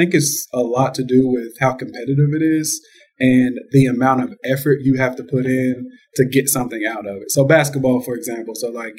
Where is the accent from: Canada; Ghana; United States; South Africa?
United States; Georgetown, Kentucky; I'm from Kentucky. I'm from Georgetown, Kentucky, to be exact, which is really close to Lexington